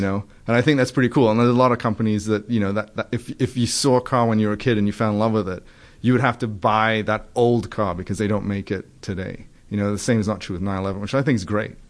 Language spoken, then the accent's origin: English; England, United Kingdom; moved away as an adult; also born or lived in Trinidad; now in United States; when I was nine, um, and I went to live in England.